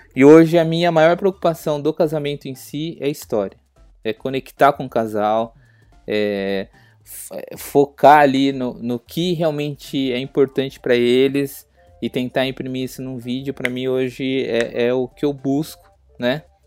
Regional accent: Bragança Paulista, São Paulo, Brazil; sou de Bragança Paulista, interior de São Paulo

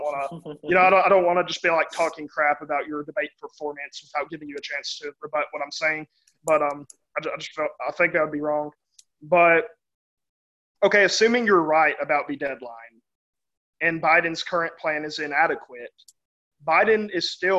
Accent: United States; as an American

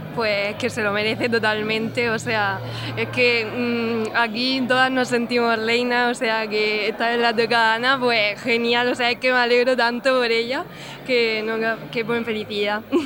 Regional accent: Torre Pacheco, Region of Murcia, Spain; represento a mi pueblo, a Torre Pacheco

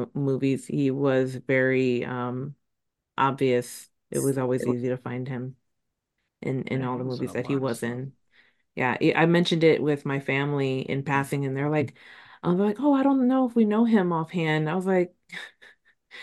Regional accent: Texas, United States; I'm from Texas

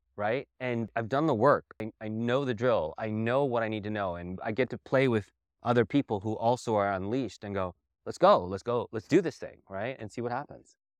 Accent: Southwest, United States; also born or lived in New York / India; growing up in the Southwest. and all of the flavors that came from here.

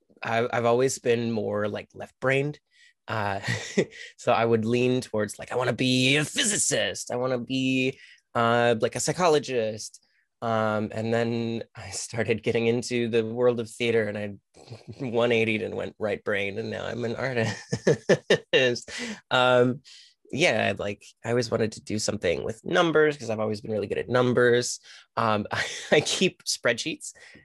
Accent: Milwaukee, Wisconsin, United States; also born or lived in Michigan; I'm from kind of all over the place. Originally Milwaukee. We lived in Michigan for about 12 years

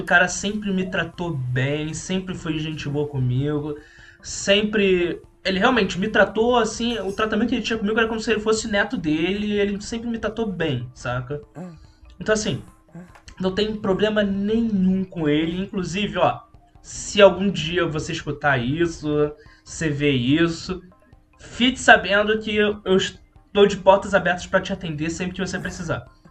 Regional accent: São Lourenço, Minas Gerais, Brazil; moved away as an adult; now in Rio de Janeiro, Brazil; eu fui criado em São Lourenço, Minas Gerais

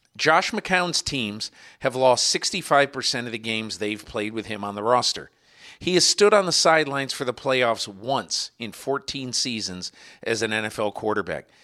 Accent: Connecticut, United States; I'm from Connecticut

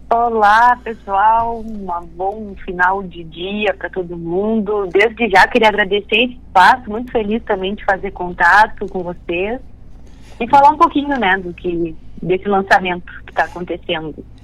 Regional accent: Bagé, Rio Grande do Sul, Brazil; eu comecei a tocar violino na minha cidade, eu sou natural de Bagé

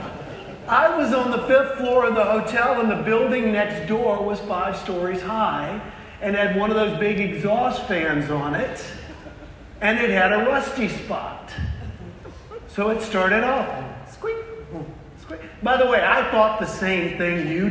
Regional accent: South Carolina, United States; I am from the South. I'm originally from South Carolina

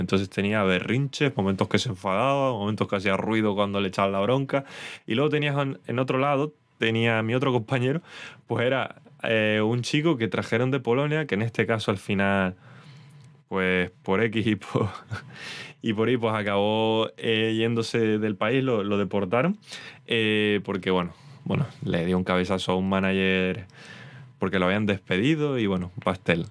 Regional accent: Canary Islands, Spain; soy canario

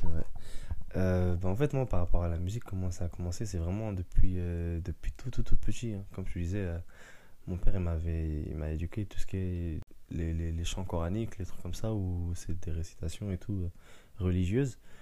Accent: Paris suburbs, Île-de-France, France; also born or lived in Mayotte; je suis né à Mayotte. je suis arrivé en France vers l'âge d'un an et demi, deux ans. Et puis après, voilà, j'ai grandi dans la banlieue parisienne

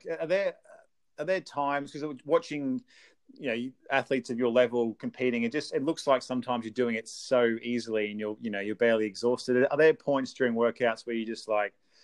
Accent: Australia; growing up in Australia

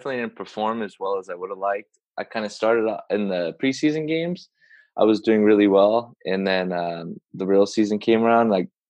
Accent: Los Angeles, California, United States; my hometown in Los Angeles

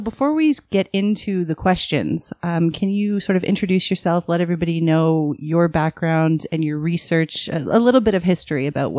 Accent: Toronto, Ontario, Canada; We're from Scarborough.

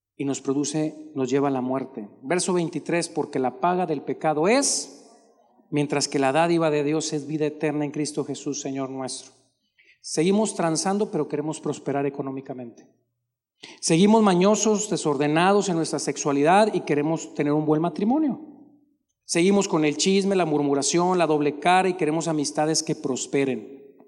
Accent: Monterrey, Nuevo León, Mexico; Usted y yo siendo de Monterrey

